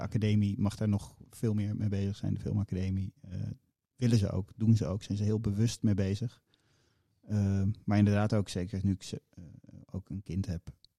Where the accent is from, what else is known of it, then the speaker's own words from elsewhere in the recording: Amersfoort, Utrecht, Netherlands; ik ben in Amersfoort opgegroeid